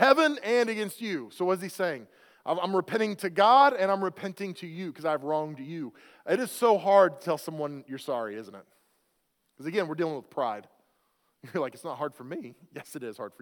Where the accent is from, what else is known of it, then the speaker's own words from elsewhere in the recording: Oklahoma, United States; I grew up in Oklahoma